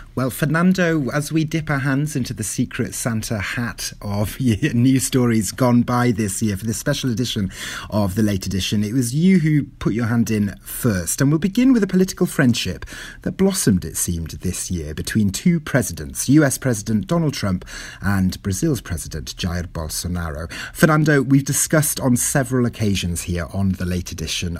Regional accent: Wales, United Kingdom; first language Welsh; English is a second language; now in Toronto, Canada; my mother tongue there, Welsh

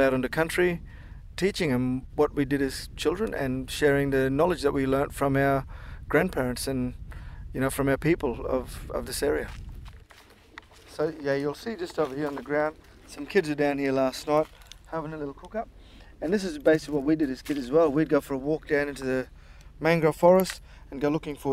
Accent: Mossman, Queensland, Australia; I was born in Mossman, grew up pretty much on this beachfront

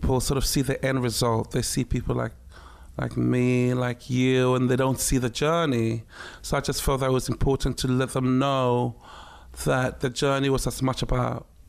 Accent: Ghana; also born or lived in Takoradi / Accra / Tema; It was a very surreal life growing up in Ghana, but on a military base

